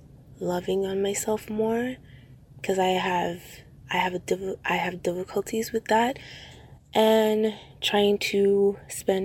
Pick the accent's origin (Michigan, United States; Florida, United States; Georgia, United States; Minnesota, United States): Florida, United States; Miami; I'm 27 and I'm from Miami, Florida